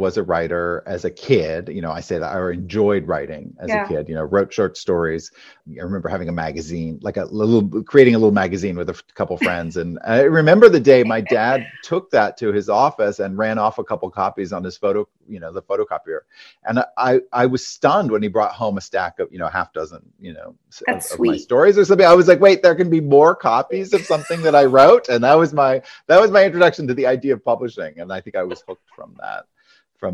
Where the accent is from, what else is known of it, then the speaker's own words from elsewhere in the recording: Maine, United States; In Maine. So in a rural state, we had a house with a barn.